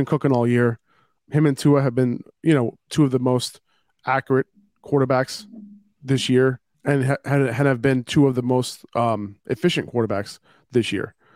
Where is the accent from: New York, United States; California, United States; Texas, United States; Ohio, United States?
New York, United States; New York City; I'm a New Yorker